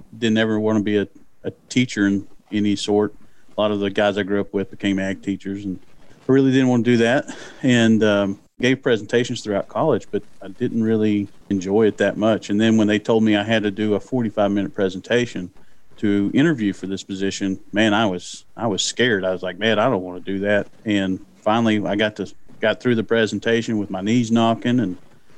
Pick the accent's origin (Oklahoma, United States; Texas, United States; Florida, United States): Oklahoma, United States; Durant; I grew up in Durant, and you can tell because I do say Durant, not Durant.